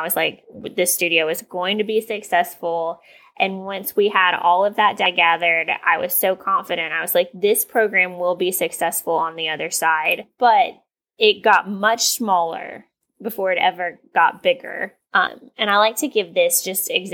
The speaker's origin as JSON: {"language": "English", "region": "East Tennessee", "country": "United States", "tie": "born or raised there", "said": "growing up in East Tennessee"}